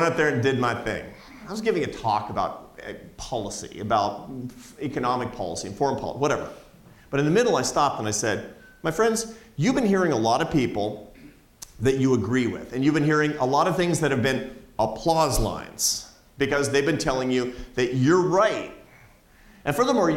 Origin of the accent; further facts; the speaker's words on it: Seattle, Washington, United States; It's my hometown. I grew up in Seattle, Washington.